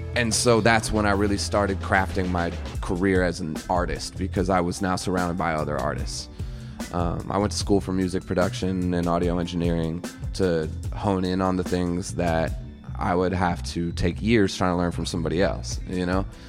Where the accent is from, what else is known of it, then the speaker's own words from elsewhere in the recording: Chicago, Illinois, United States; moved away; also born or lived in Colorado; I was born and raised in Chicago, and then my parents moved me to Colorado because my dad got a job out there